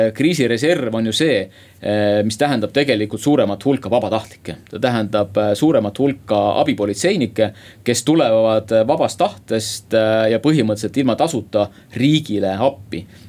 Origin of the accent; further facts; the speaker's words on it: Saue Parish, Harju County, Estonia; Saue vald.